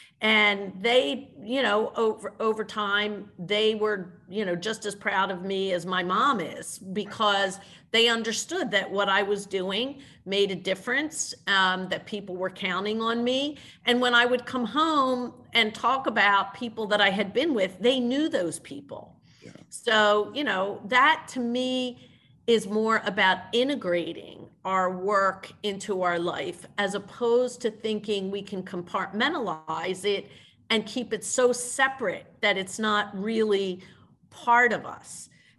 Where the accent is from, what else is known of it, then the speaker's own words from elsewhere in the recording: Orlando, Florida, United States; born there; I was actually born in Orlando, Florida. My Italian grandfather had citrus groves in Florida.